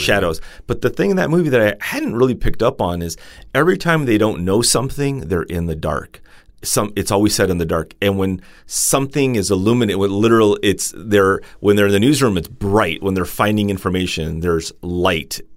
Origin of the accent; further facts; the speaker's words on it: Los Angeles, California, United States; I'm from L